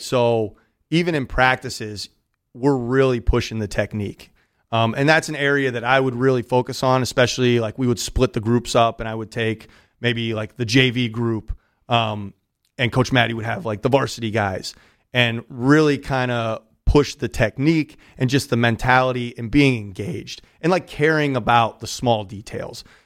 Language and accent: English; Pittsburgh, Pennsylvania, United States; moved away as an adult; also born or lived in New York City / Westport, Connecticut / Reading; So I'm from Southwestern PA, from uh-huh. Pittsburgh